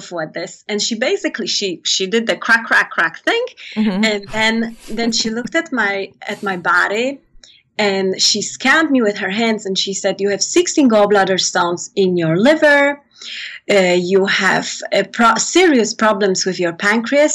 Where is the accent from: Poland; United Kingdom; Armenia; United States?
Poland; moved away; I come from Poland